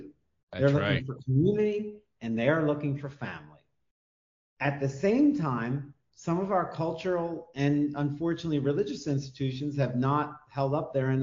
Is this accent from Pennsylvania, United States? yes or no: yes; Columbia, Pennsylvania, United States; moved away as an adult; also born or lived in New York / Washington, D.C.; now in Millersville, United States; I was raised in Columbia. Then I went to New York and D.C. for 15 years. I'm your neighbor in Millersville now